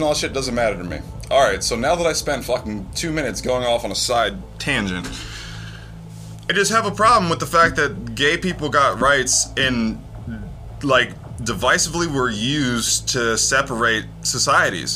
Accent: United States; I'm American

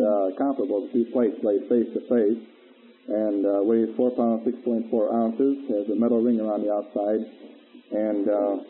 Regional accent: Spokane, Washington, United States; Spokane, Washington.

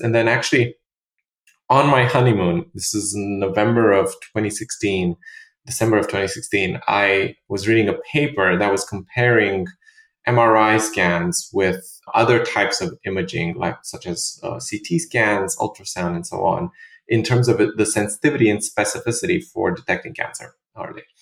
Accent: Romania; moved away; also born or lived in Bucharest; I'm originally from Romania

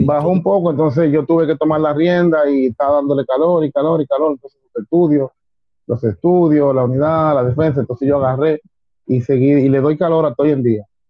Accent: Dominican Republic; fui el segundo dominicano que fue a la NFCA

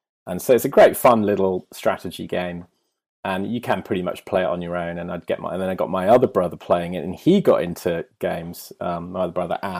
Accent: Leamington Spa, West Midlands, United Kingdom; I grew up in Leamington Spa, like middle of England

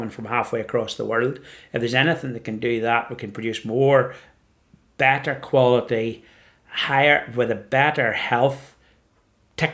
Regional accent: County Down, Northern Ireland, United Kingdom; moved away; also born or lived in Edinburgh; I grew up in County Down in Northern Ireland, and our view was the mountains of Mourne

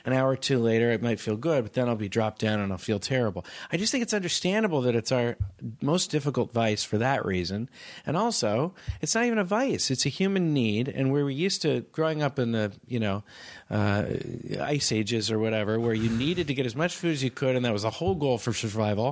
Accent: Palo Alto, California, United States; I'm from Palo Alto

